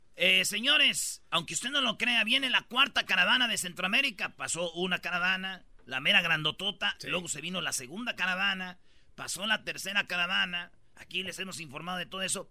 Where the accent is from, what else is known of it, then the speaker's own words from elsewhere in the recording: Michoacán, Mexico; Yo soy de Michoacán, donde está el alma de México, el centro de México